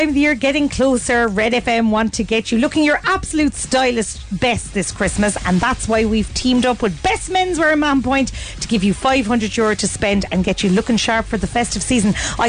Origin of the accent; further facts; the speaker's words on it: Cork, Munster, Ireland; we're from Cork.